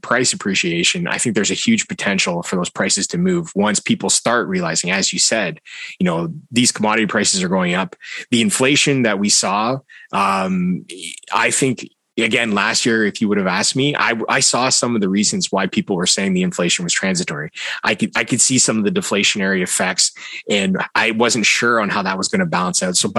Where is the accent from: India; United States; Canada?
Canada; I'm Canadian